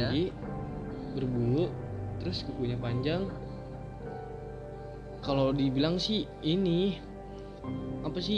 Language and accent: Indonesian; Cilacap, Central Java, Indonesia; itu waktu gua pulang kampung di Cilacap kebetulan kampung gua kan